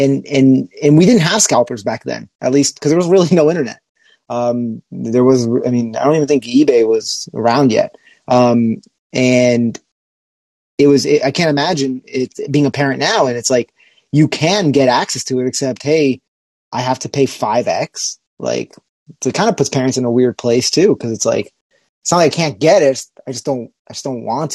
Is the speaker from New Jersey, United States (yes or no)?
yes; New Jersey, United States; we're from Jersey